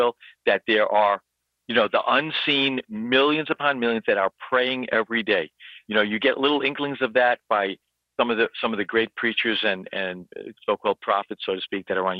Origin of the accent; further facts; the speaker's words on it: New York, United States; I'm from New York. I know this town upside down. I spent a lot of time in the Wall Street area.